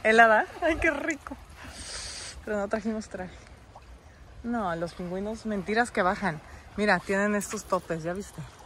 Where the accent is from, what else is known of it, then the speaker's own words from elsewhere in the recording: Mexico; Te venimos a saludar desde México